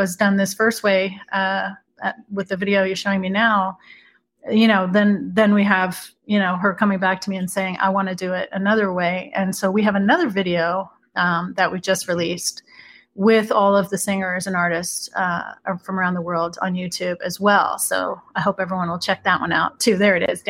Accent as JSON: {"language": "English", "town": "Beirut", "region": "Beirut Governorate", "country": "Lebanon", "moved": "yes", "said": "I'm originally from Beirut, Lebanon. So I have the bilingual Arabic English that comes"}